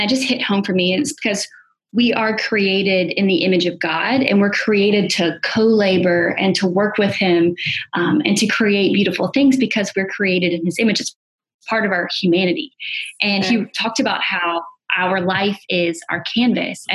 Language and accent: English; Alabama, United States; moved away; also born or lived in New York; I'm originally from Alabama, and I moved up to New York